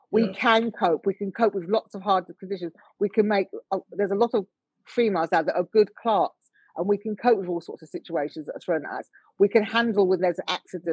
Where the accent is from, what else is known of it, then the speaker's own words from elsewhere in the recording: United Kingdom; I'm born here. I'm British born.